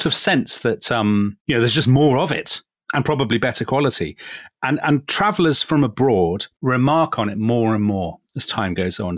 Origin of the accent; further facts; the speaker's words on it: England, United Kingdom; we are both English